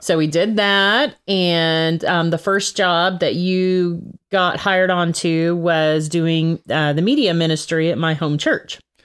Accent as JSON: {"language": "English", "region": "Texas", "country": "United States", "said": "I'm originally from Texas"}